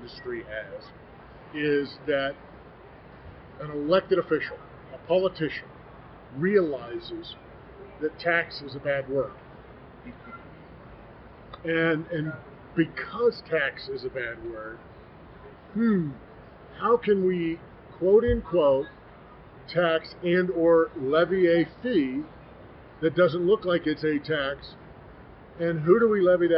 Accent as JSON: {"language": "English", "region": "Arizona", "country": "United States", "said": "my home state of Arizona"}